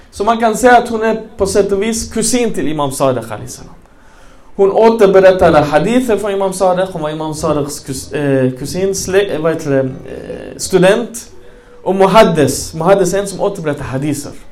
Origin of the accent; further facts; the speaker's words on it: Malmö, Skåne, Sweden; Jag är uppväxt i Rosengård, alla muslimer.